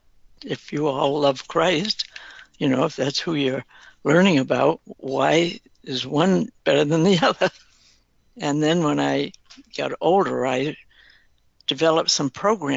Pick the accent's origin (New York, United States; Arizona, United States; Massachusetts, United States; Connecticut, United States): Massachusetts, United States; also born or lived in Danvers, Massachusetts; I grew up in Massachusetts